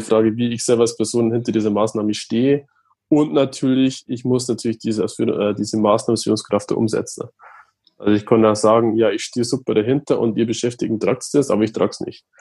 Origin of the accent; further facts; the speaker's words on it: Regensburg, Bavaria, Germany; komme aus Regensburg